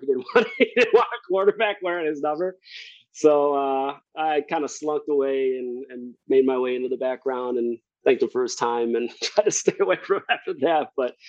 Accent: Elgin, Illinois, United States; I grew up down in Elgin

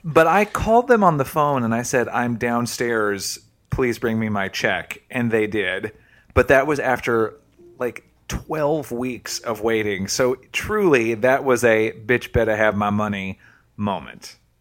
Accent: Tennessee, United States; I'm from Tennessee

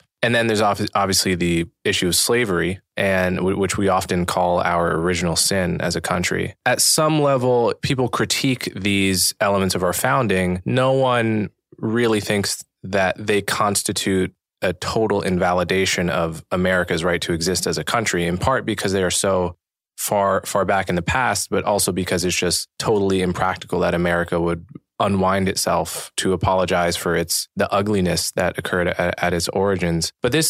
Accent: United States; as an American

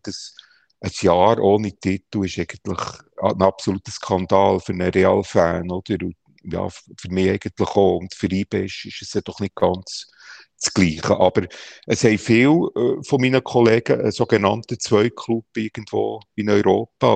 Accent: Bern, Switzerland; als Berner Gil bist

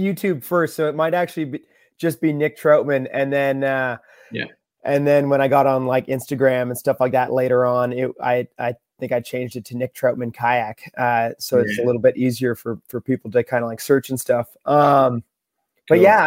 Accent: Beachburg, Ontario, Canada; now in Rock Island, United States; I grew up in the Ottawa Valley in a really small town called Beechburg, Ontario, beside the Ottawa River, up in Canada

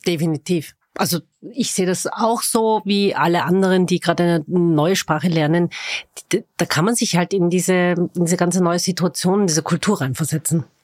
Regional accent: Vienna, Austria; Ich bin waschechte Wienerin, das behaupte ich zumindest

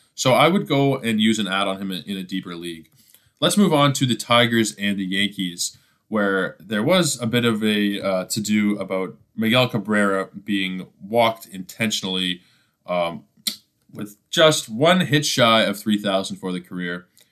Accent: Toronto, Ontario, Canada; my hometown, Toronto Blue Jays

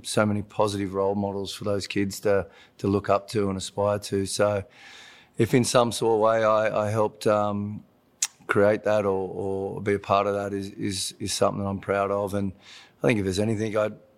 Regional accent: Australia; moved away as an adult; now in Los Angeles, United States; So to go back to my home state, go to live in my home city

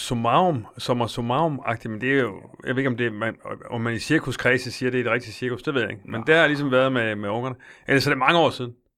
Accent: Silkeborg, Central Denmark Region, Denmark; Jeg er fra Silkeborg

